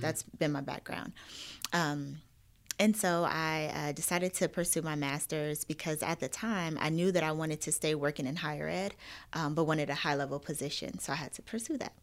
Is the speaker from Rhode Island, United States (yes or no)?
no; Phoenix, Arizona, United States; moved away as an adult; also born or lived in Miami / Louisiana; now in Atlanta, United States; born and raised in Arizona, in Phoenix, that's where all of my family is